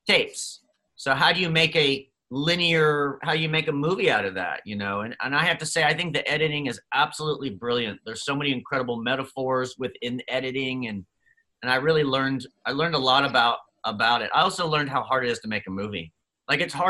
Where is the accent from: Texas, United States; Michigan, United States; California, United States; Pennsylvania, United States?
Pennsylvania, United States; Dover; I grew up in Pennsylvania in a tiny little town in York, Pennsylvania, Dover, even smaller